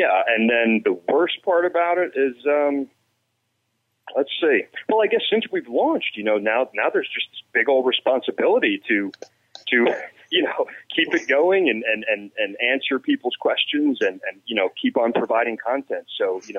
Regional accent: New Jersey, United States; I'm born and raised in New Jersey

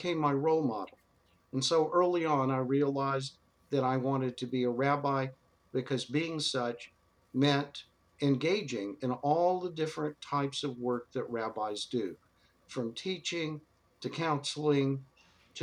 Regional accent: Dallas, Texas, United States; moved away; I became a rabbi growing up in Texas

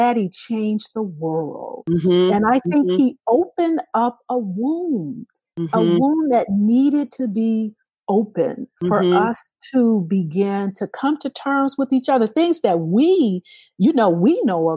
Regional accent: Detroit, Michigan, United States; When I was growing up in Detroit

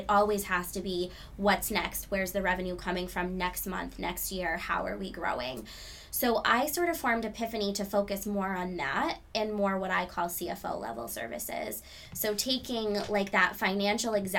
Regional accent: New Hampshire, United States; I grew up in New Hampshire

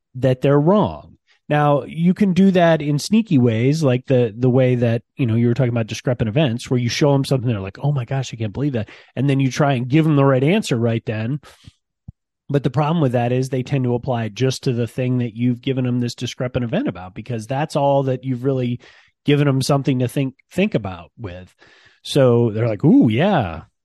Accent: Ann Arbor, Michigan, United States; moved away; I grew up in Ann Arbor, Michigan, um, and I rarely get back to my hometown

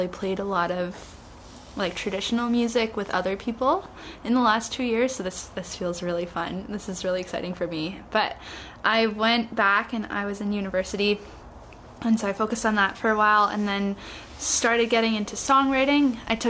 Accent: Canada; I'm from Canada

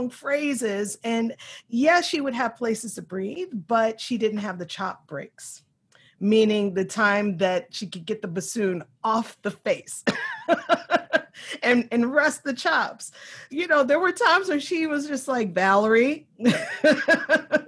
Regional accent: Louisville, Kentucky, United States; I was raised in the West End of Louisville, Kentucky

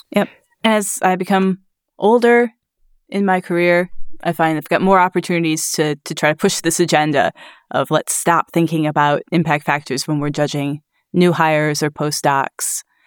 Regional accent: Grand Rapids, Michigan, United States; now in Glasgow, United Kingdom; I'm from Grand Rapids, Michigan

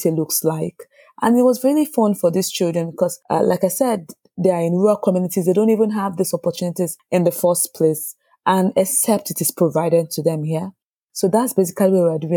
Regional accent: Nigeria; moved away as an adult; now in Sweden; I grew up in Nigeria, like I said, and at the time I grew up, the trending careers were doctors, engineers, lawyers.

